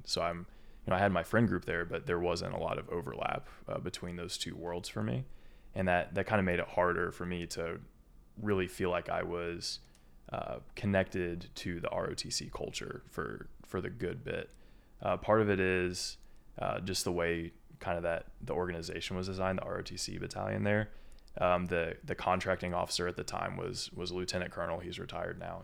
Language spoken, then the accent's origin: English; small town just north of Indianapolis, United States; moved away as an adult; also born or lived in Kentucky / Lexington, Kentucky; I'm a Kentuckian. I'm not, I'm not from Indiana, even though I've grown up here, you know, fourteen years of my life